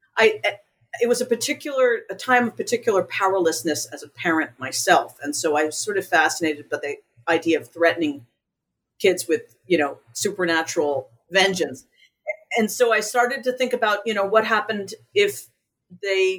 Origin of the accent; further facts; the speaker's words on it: New York City, New York, United States; now in Vermont, United States; I'm originally from New York City, but I've lived in Vermont for a very long time